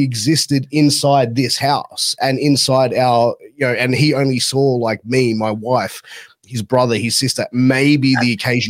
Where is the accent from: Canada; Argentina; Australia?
Australia; I'm Australian. That's what I take it as. Born and bred.